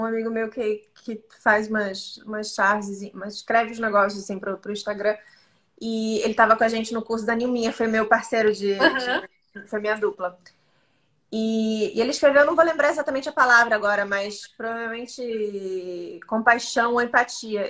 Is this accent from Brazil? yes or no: yes; Santa Catarina, Brazil; now in Rio de Janeiro, Brazil; Eu sou de Santa Catarina